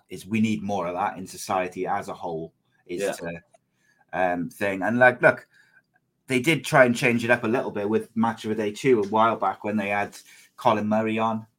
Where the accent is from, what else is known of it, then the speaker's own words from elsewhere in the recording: Wales, United Kingdom; I'm Welsh